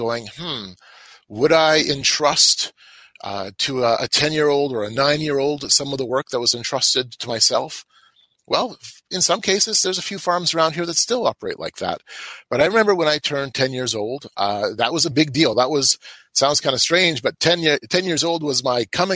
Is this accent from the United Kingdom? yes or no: no; Manitoba, Canada; I'm from the Canadian prairies of Manitoba. I grew up on a grain farm. I still live in the same region.